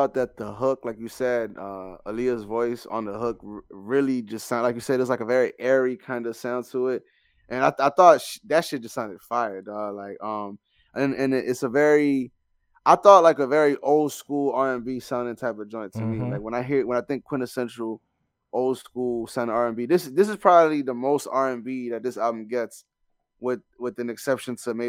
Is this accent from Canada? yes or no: yes; Canada; I'm a Canadian. So I was like, hold on, this is an actual song.